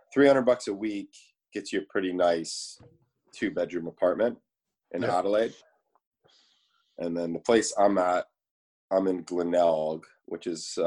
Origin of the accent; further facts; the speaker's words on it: Edmonton, Alberta, Canada; moved away as an adult; now in Australia; I have a Canadian passport.